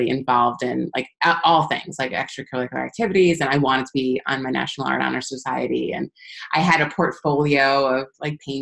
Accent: Long Island, New York, United States; moved away as an adult; also born or lived in Linden, New Jersey; I'm from Long Island originally

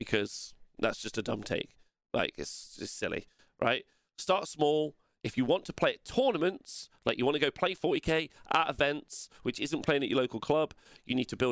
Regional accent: England, United Kingdom; I'm English

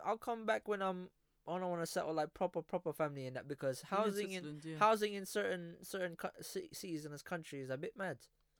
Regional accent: Philippines; first language Filipino; English is a second language; my first language was Filipino, obviously.

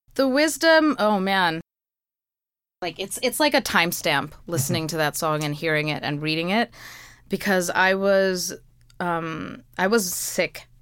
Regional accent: New York City, New York, United States; i was born in flushing

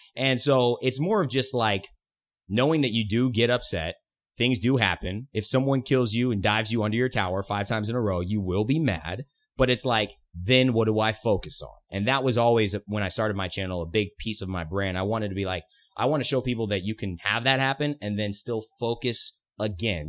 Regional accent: California, United States; been around the West Coast my whole life. I'm from California

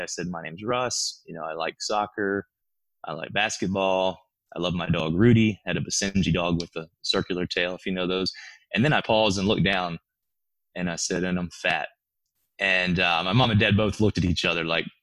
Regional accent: Birmingham, Alabama, United States; I grew up in Birmingham, Alabama

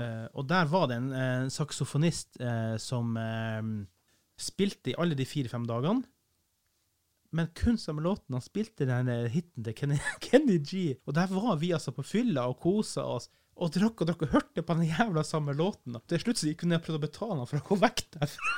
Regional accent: Kiberg, Finnmark, Norway; jeg er ikke fra Vardø, jeg er fra Kiberg, stedet Gud glemte

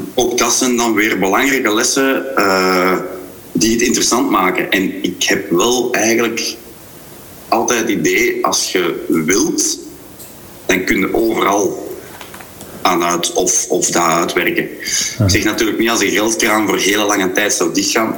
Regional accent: Grobbendonk, Flanders, Belgium; ben ik een Kempenaar in hart en ziel. En, en eh, zeker een Grobbelonkenaar of een Bouwelaar in hart en ziel.

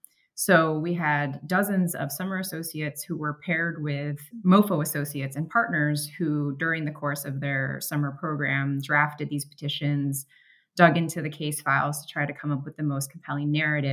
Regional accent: Chicago, Illinois, United States; moved away as an adult; also born or lived in Hawaii; now in Tokyo, Japan; I'm originally from Chicago, and then I went to law school in Chicago. I clerked for state and federal courts in Hawaii, and now I'm based in MoFo's Tokyo office.

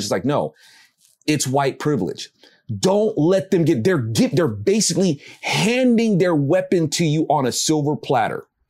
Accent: United States; I'm an American

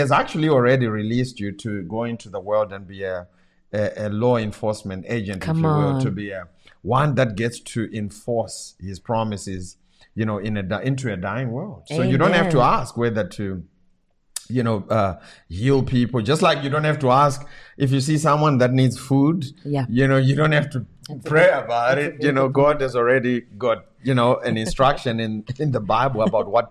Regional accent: Zimbabwe; first language Shona; English is a second language; moved away; my language from my home country

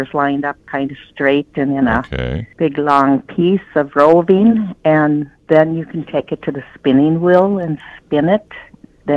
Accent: Red Lake Falls, Minnesota, United States; also born or lived in Crookston, Minnesota; In Crookston, actually, till fifth grade, and then on the farm

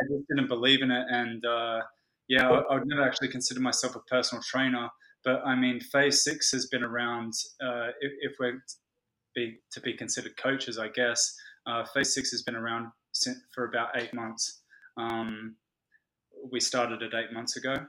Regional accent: Australia; also born or lived in London; I'm Australian

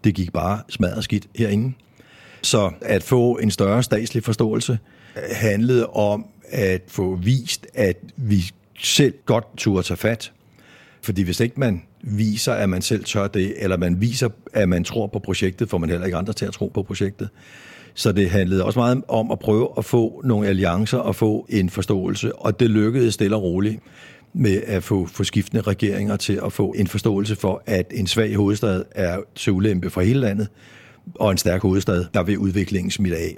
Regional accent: Copenhagen, Capital Region of Denmark, Denmark; jeg er født og opvokset i København

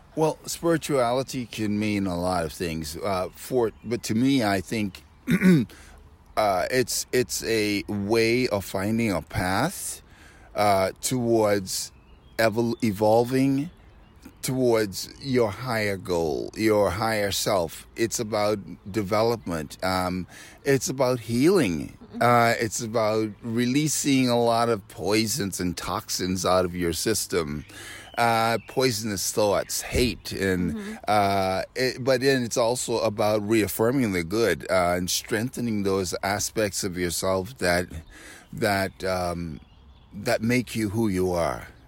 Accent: Nassau, New Providence, Bahamas; also born or lived in Washington D.C.; now in Switzerland; I'm not from America. I'm from Nassau, Bahamas originally.

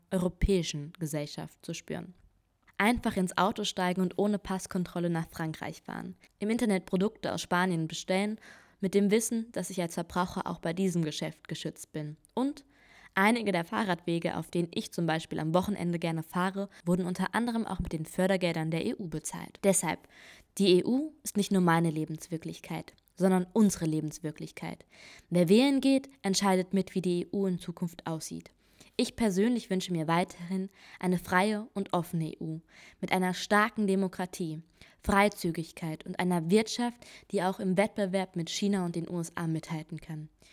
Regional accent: Germany; moved away as an adult; now in Italy; mein Zuhause und meine deutsche Identität

